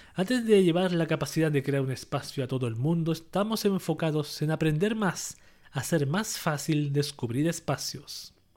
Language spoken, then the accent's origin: Spanish; Chile